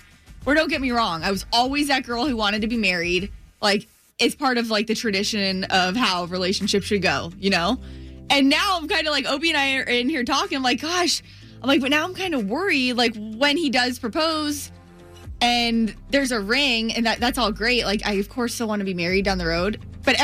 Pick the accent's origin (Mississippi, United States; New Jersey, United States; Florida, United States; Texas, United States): Florida, United States; I grew up in Florida my whole life